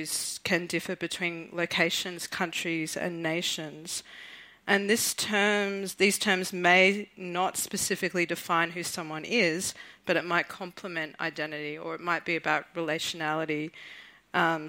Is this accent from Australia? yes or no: yes; Southeast Queensland, Australia; I'm Mununjali from Southeast Queensland